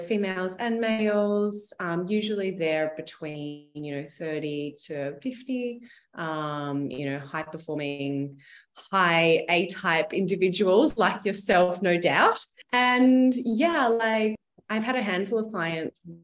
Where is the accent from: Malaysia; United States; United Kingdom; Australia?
Australia; a country town near Melbourne, Victoria; moved away as an adult; also born or lived in Sydney, Australia; now in Tropea, Italy; I am originally from Australia. I grew up in a country town with 15,000 people and near Melbourne.